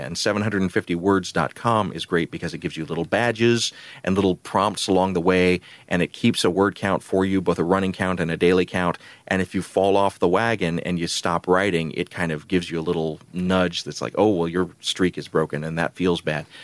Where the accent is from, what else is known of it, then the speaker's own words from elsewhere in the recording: Columbus, Georgia, United States; where I grew up in Columbus, Georgia